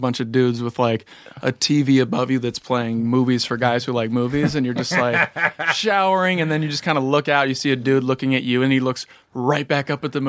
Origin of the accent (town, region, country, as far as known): Evanston, Illinois, United States